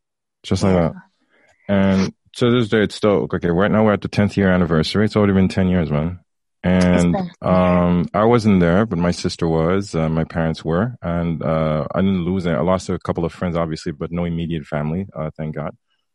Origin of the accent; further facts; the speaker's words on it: Haiti; yeah, I'm from Haiti. You know